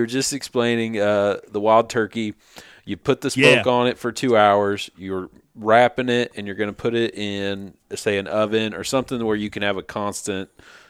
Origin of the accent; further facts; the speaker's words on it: North Carolina, United States; now in Kansas City, United States; We're down here in Kansas City, known for our barbecue, but I got family and I grew up in North Carolina and stuff.